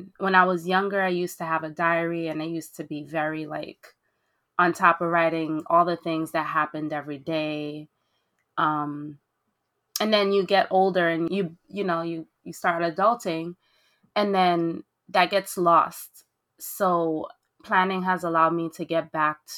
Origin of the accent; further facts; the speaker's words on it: Belgium; also born or lived in Haiti (ancestry); now in New York City, United States; originally I was born in Belgium to Haitian immigrants